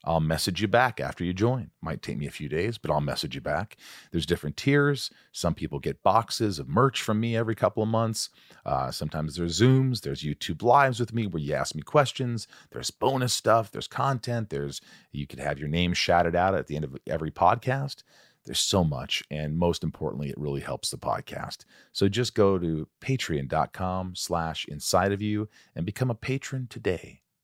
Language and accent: English; Indiana, United States; also born or lived in New York; I was born in New York, but I grew up in Indiana, small town in Indiana from the time I was eight on